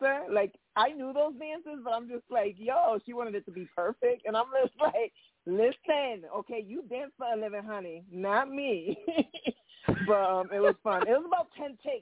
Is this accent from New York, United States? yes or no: no; Connecticut, United States; I'm from Connecticut. Both parents are from Puerto Rico. I'm Puerto Rican, but born in the United States. But when growing up in the projects